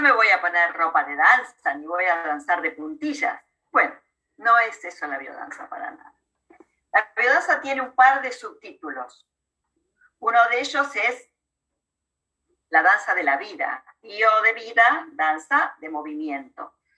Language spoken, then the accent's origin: Spanish; Argentina; also born or lived in La Plata, Argentina; Yo soy argentina, vivo, aquí, vivo en la ciudad de La Plata, cerca de la capital federal de Buenos Aires